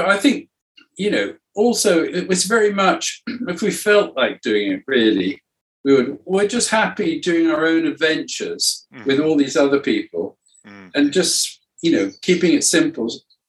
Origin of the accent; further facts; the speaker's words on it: Cuba; English is a second language; also born or lived in South America; Some of them had a resonance for me because it sort of explored my growing up in Cuba and South America.